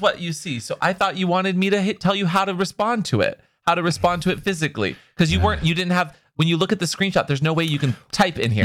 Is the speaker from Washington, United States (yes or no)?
yes; Seattle, Washington, United States; because I grew up in Seattle